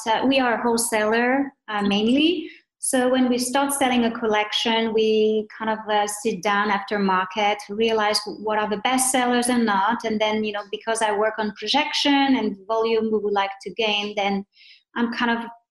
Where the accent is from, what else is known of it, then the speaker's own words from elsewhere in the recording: France; also born or lived in Arizona, United States; now in United States; I was born in France. I came in the U.S. A long time ago.